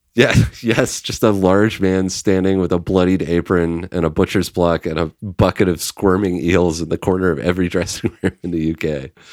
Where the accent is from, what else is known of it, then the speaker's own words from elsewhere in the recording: Canada; we're Canadian